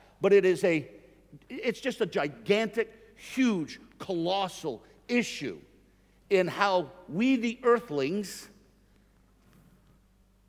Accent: Northeast, United States; I'm from the Northeast in the United States, and we take off R's where they go, and we put them where they don't exist.

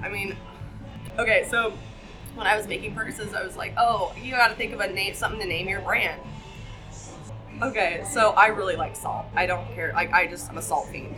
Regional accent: Buffalo, Wyoming, United States; moved away as an adult; also born or lived in Bozeman, Montana / Sheridan, Wyoming; I'm going to go home back to Wyoming, where I'm from. I'm from Buffalo, Wyoming.

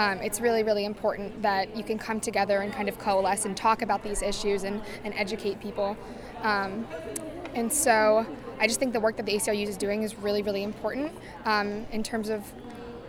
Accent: Altoona, Pennsylvania, United States; I'm from Altoona, Pennsylvania, but I go to school at Penn State University, Pennsylvania

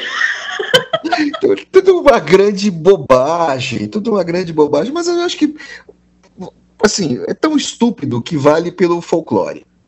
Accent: Serra Gaúcha, Rio Grande do Sul, Brazil; sou gaúcho, criado na Serra, gaúcha, onde todo mundo é branco de olho azul

